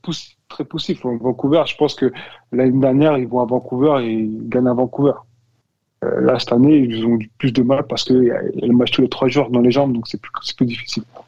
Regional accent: France; moved away as an adult; j'ai grandi en France, j'ai été formé en France

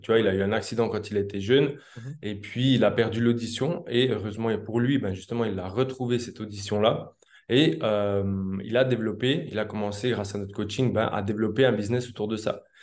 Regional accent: Switzerland; moved away as an adult; now in South America; je suis originaire de Suisse à la base.

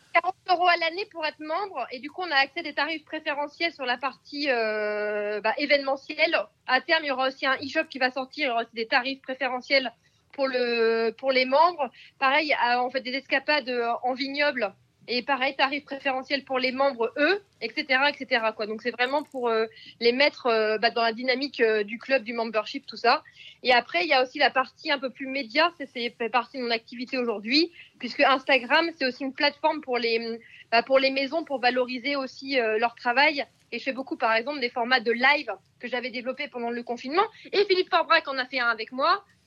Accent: Picardy, Hauts-de-France, France; je suis picarde d'origine

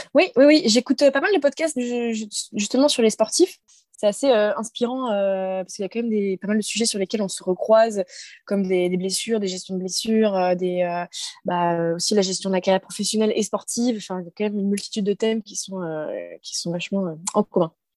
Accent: Brest, Brittany, France; je suis originaire de Brest

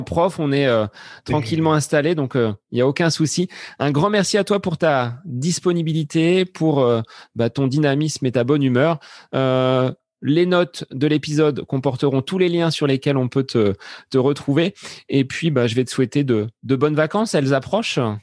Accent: Centre-Val de Loire, France; On est du Loiret tous les deux

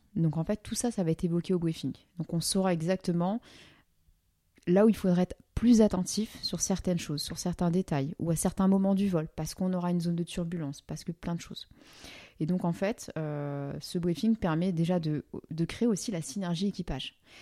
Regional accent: France; en tant que français

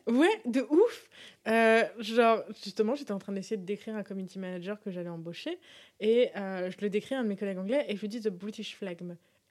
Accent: France; Nous, en tant que Français

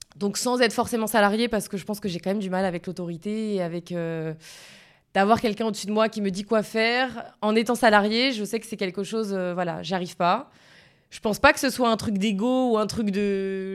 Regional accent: Sainte-Lucie-de-Tallano, Corsica, France; Je suis de Sainte-Lucie de Talane.

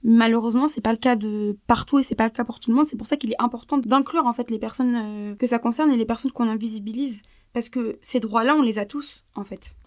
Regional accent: France; on est en France, on vit en France. en tant que française

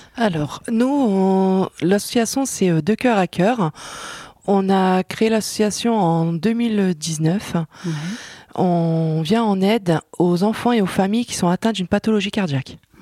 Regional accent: Outreau, Hauts-de-France, France; je suis Outreloise et je suis administratrice du Centre Jacques Brel.

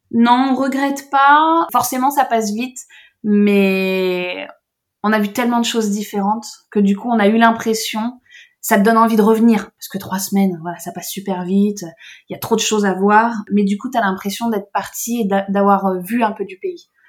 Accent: south of France, France; on vient du sud de la France

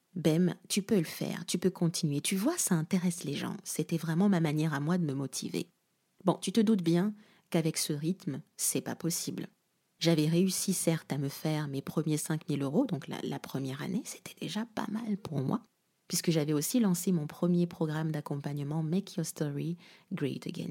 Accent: Kinshasa, DR Congo; now in France; Kinshasa, ma ville natale

